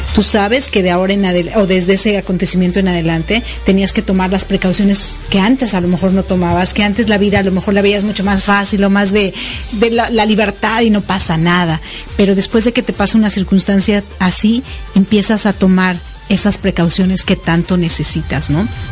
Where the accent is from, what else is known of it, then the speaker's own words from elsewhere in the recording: Mexico; now in United States; yo nací en México y vivo en Estados Unidos